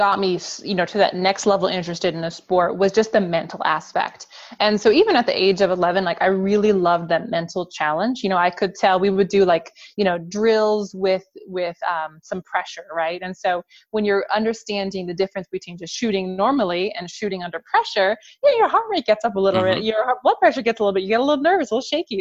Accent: Woburn, Massachusetts, United States; moved away as an adult; also born or lived in Salt Lake City, Utah / Texas; I was born in Salt Lake City, Utah, but only lived there for the baby months of my life. And around the year, you know, age of 1 was when we moved to Massachusetts and moved into the Woburn area

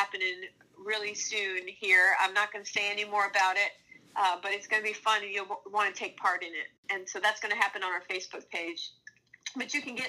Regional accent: Minnesota, United States; moved away; a neighbor of mine growing up in Minnesota

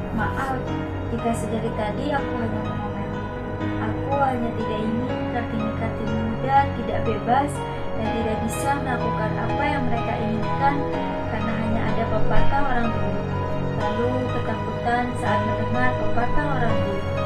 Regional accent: Bogor, West Java, Indonesia; Aku gadis Sunda. Orang-orang bilang seperti itu, karena aku lahir dan bisa di Bogor, Jawa Barat.

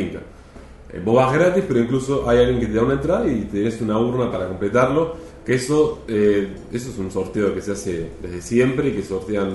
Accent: Mar del Plata, Buenos Aires Province, Argentina; moved away as an adult; yo soy de Mar del Plata y, ya y hace ya exactamente un año, en septiembre del año pasado, me mudé

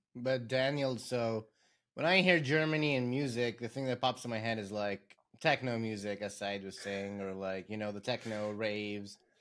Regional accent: Lebanon; moved away; We grew up in Lebanon. We went to the same middle school and high school.

